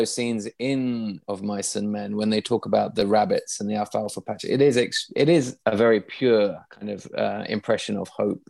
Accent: East Midlands, United Kingdom; I was brought up in the East Midlands on the edge of the Fens.

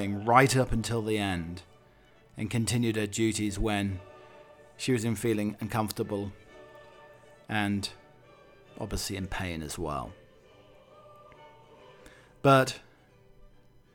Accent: United Kingdom; now in United States; I truly felt proud and humbled to be British

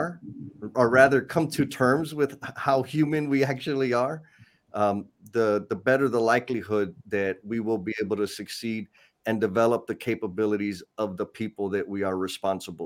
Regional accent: San Antonio, Texas, United States; Native San Antonian, born and raised on the South Side. I have no plans on leaving the South Side of San Antonio.

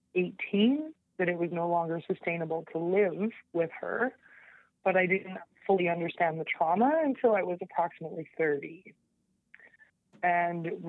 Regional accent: Lower Mainland, British Columbia, Canada; I grew up in the Lower Mainland or the Pacific Northwest.

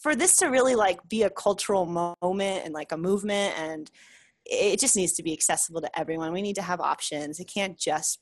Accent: New York, United States; moved away; I'm from the East Coast. I'm from New York.

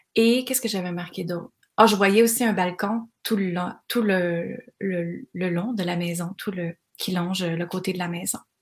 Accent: Granby, Quebec, Canada; dans ma région, moi je viens de Granby

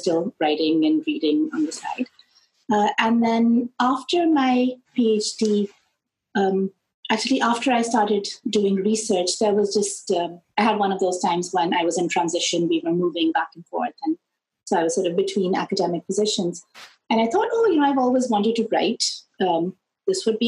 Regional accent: Lahore, Punjab, Pakistan; moved away; I grew up in Pakistan, where we have the British system of education

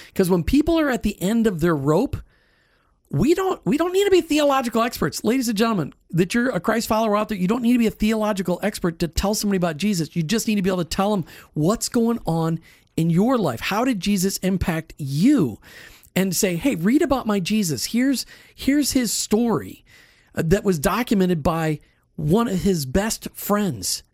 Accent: Minnesota, United States; I grew up in Minnesota

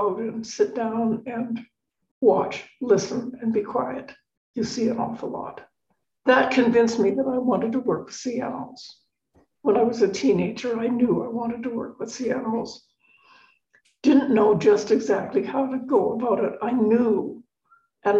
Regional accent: Victoria, British Columbia, Canada; moved away; also born or lived in Boston; I grew up in Victoria on the west coast of Canada

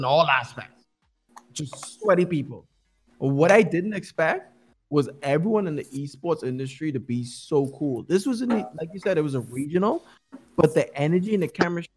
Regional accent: Bahamas; we're from Bahamas

